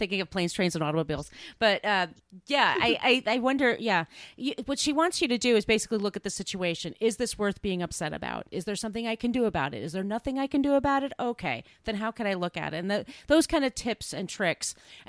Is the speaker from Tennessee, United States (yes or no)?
no; New York, United States; if you're an impatient person like I am and a New Yorker